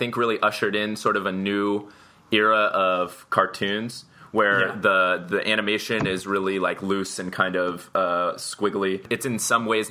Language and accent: English; San Diego, California, United States; We're all from San Diego